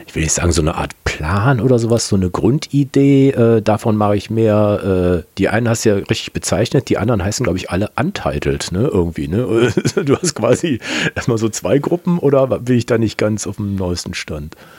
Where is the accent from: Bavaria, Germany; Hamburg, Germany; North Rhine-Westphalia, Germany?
North Rhine-Westphalia, Germany; Kempen; ich komme aus Kempen bei Krefeld